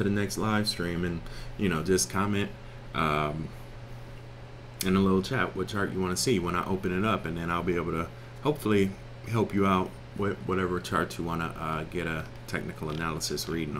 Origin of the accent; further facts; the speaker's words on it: Cleveland, Ohio, United States; I'm from Cleveland.